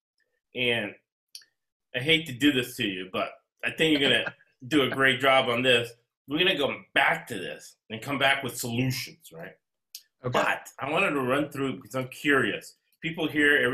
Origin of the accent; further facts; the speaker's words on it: United States; I'm American. I was born in the United States. I'm an American.